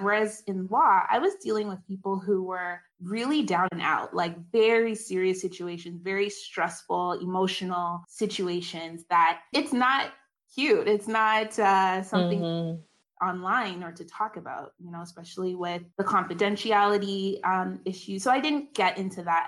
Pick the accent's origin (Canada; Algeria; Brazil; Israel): Canada; also born or lived in South Carolina, United States; I'm Canadian